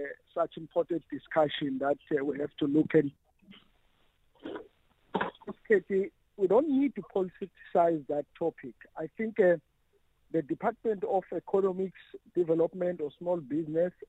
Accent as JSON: {"language": "English", "country": "South Africa", "said": "Us as a South African people"}